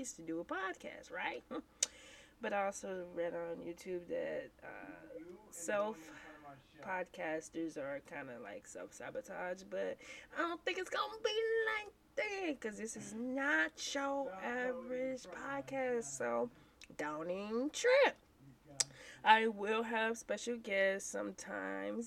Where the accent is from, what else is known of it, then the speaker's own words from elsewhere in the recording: St. Louis, Missouri, United States; I am from St. Louis, Missouri, born and raised